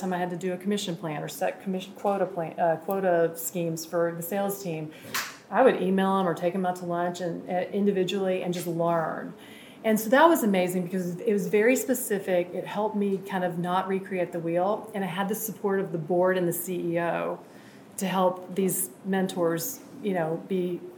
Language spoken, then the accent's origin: English; Birmingham, Alabama, United States; I'm from Birmingham, Alabama, by the way.